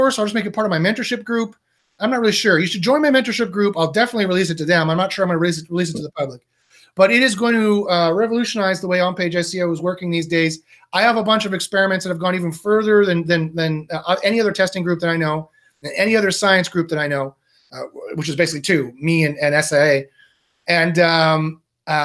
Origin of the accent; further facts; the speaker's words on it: Canada; I am Canadian